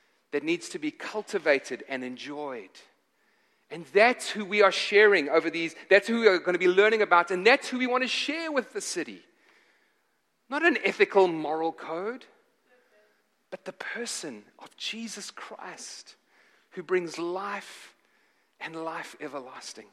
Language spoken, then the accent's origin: English; South Africa; moved away; I'm from Africa. I'm from South Africa